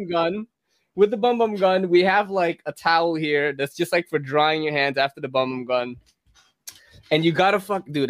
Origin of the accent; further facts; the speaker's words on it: Philippines; moved away; I come from a third world country. I was born in the Philippines